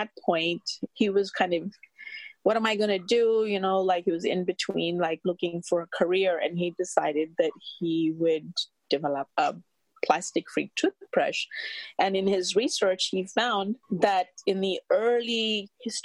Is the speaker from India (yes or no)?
yes; India; moved away; I'm from India